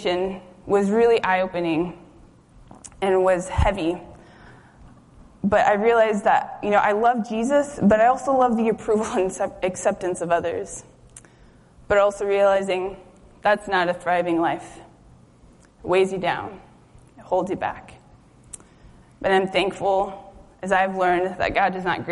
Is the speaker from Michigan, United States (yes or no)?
no; Juneau, Alaska, United States; also born or lived in Kenai, Alaska / Anchorage, Alaska; I had grown up in the city, grown up in Juneau, lived in Kenai, graduated high school in Anchorage